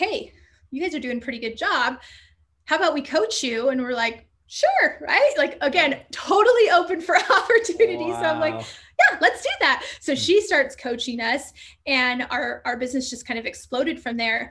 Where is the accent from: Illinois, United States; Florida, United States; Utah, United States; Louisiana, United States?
Utah, United States; Southern; moved away as an adult; also born or lived in California / Phoenix, Arizona; we moved in middle school to Southern Utah